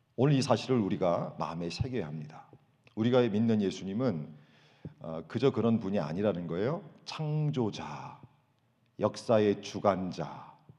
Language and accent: Korean; South Korea; moved away as an adult; now in United States; 한국에서 우리가 생활할 때